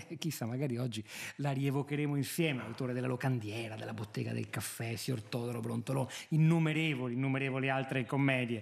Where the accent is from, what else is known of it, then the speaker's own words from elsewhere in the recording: Venice, Veneto, Italy; io poi in particolare da veneziano